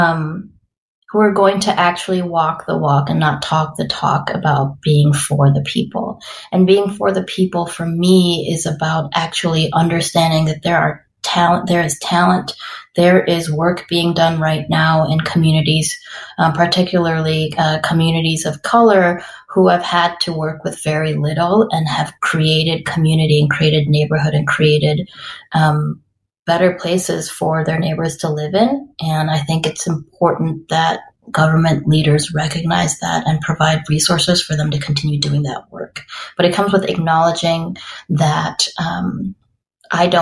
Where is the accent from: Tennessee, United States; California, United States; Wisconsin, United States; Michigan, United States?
Wisconsin, United States; Madison; also born or lived in St. Paul, Minnesota / Costa Rica; I am born and raised in Madison